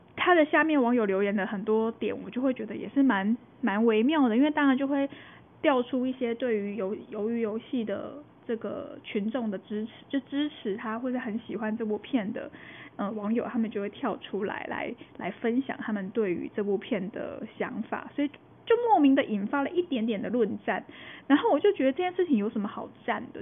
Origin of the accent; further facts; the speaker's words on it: Taiwan; 我们台湾